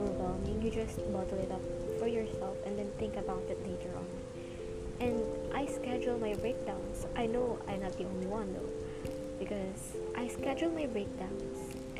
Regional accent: Philippines; English is a second language; I'm a Filipino, and I will mostly talk in English

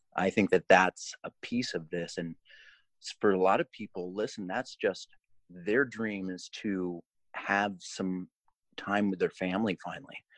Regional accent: Colorado, United States; I grew up in Colorado.

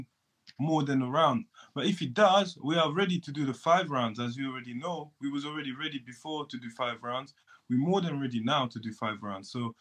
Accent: France; also born or lived in Ivory Coast; now in United Kingdom; I'm from France

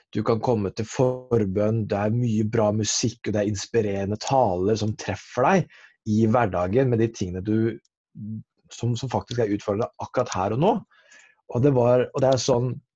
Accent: Porsgrunn, Telemark, Norway; now in Oslo, Norway; jeg er fra Porsgrunn. Eh, oppvokst i Metodikirken

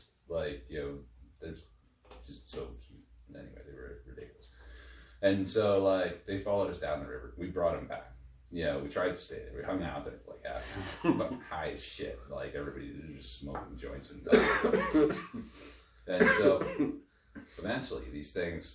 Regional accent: Guelph, Ontario, Canada; we're all from Guelph

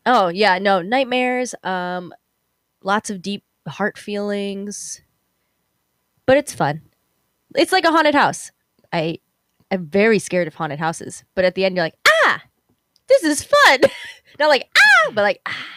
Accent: Chicago, Illinois, United States; Chicago really is my home

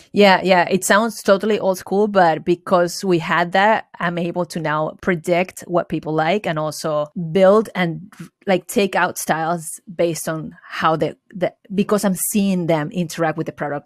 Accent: Venezuela; English is a second language; moved away as an adult; also born or lived in Valencia, Venezuela / upstate New York; now in United States; I was born and raised in Venezuela. I went to high school in Venezuela, and I moved here f, into upstate New York for college

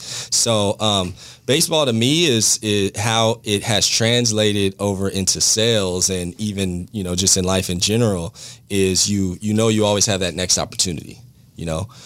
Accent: Bellflower, California, United States; moved away as an adult; now in Jacksonville, United States; I grew up in Bellflower, California, went to Bellflower High School

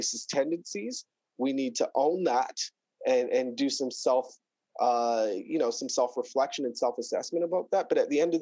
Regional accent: Surrey, British Columbia, Canada; also born or lived in Florida; I grew up here in Surrey. KB Woodward Elementary in Wally

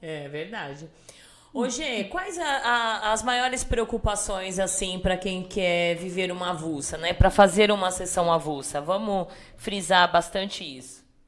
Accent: Salto de Pirapora, São Paulo, Brazil; accent: Salto de Pirapora accent; o meu sotaque de Saldo de Pirapora

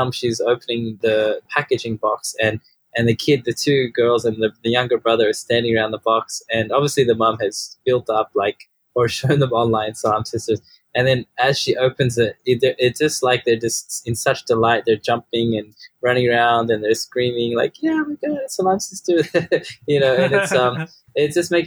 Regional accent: Australia; also born or lived in Sydney; became Muslim where I grew up here in Australia

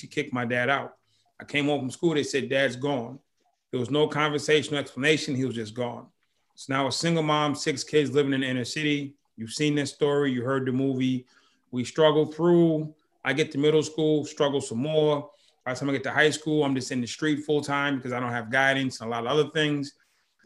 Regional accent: Boston, Massachusetts, United States; I grew up in Boston

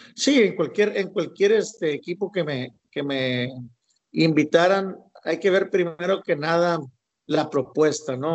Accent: Ciudad Obregón, Sonora, Mexico; yo soy de Obregón, Sonora

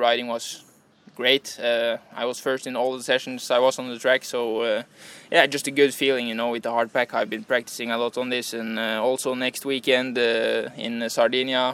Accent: Norway; moved away as an adult; now in Italy

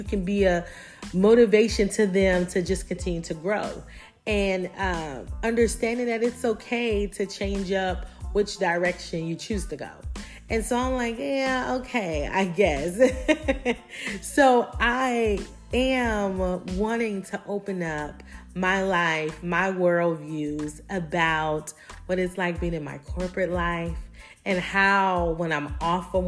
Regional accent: Hemingway, South Carolina, United States; accent: country twang; I'm from the South. So if you hear a little country, little twang in there, I am from South Carolina, a small little town called Hemingway, South Carolina

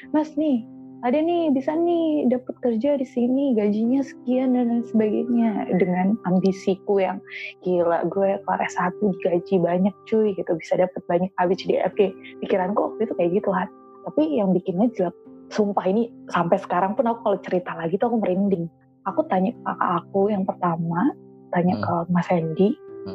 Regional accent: Temanggung, Central Java, Indonesia; moved away as an adult; also born or lived in Jabodetabek / Bogor; aku kan dulu dari TK lahir, TK, SD, SMP, SMA, dan di sini di Temanggung

